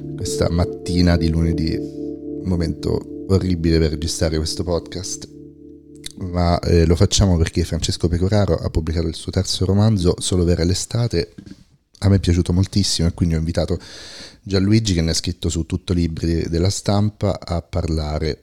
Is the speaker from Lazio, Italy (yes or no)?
yes; Rome, Lazio, Italy; io che sono cresciuto a Roma